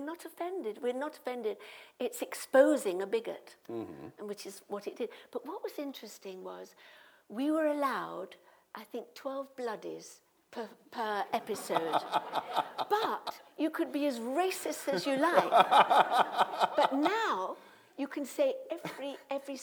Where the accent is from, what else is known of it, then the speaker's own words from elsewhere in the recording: Midlands, United Kingdom; I'm from the Midlands